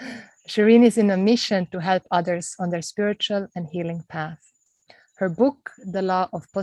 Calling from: Bali, Indonesia; I'm calling in from Mother Bali

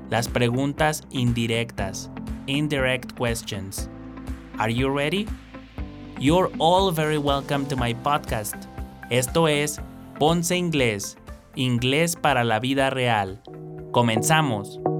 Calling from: State of Mexico, Mexico; Hola, ¿qué tal? … Soy del Estado de México

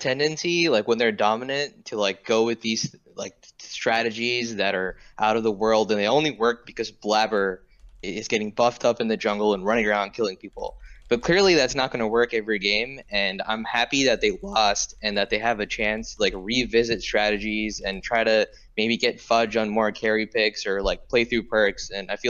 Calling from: New Orleans, Louisiana, United States; Calling from New Orleans, Louisiana.

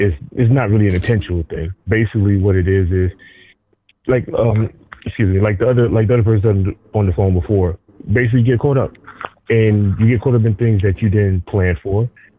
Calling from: Elmwood Park, New Jersey, United States; No, I'm in Elmwood Park.

